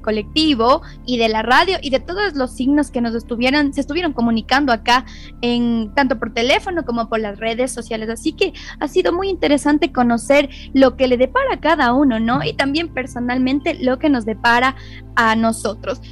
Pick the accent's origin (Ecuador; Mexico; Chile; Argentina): Ecuador; nuestro país